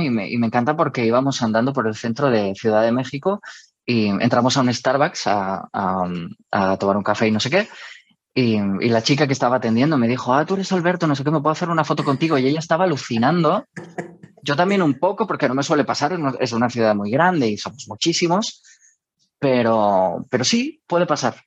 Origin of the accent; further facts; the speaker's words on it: Almería, Andalusia, Spain; moved away as an adult; also born or lived in Madrid; Almería, en mi ciudad natal